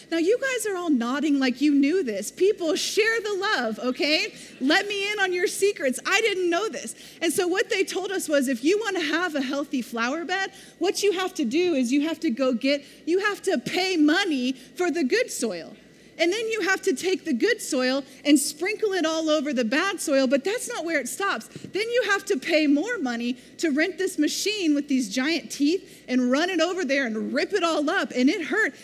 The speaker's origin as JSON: {"language": "English", "region": "Missouri", "country": "United States", "tie": "born or raised there", "moved": "yes", "lives_now": "Oklahoma, United States", "said": "I grew up in Missouri. We don't have red dirt."}